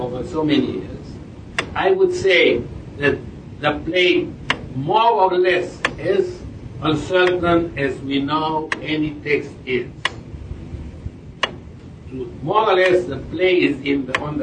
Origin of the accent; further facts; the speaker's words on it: Romania; moved away as an adult; I am from Romania, but I have been in Romania since 71 when I left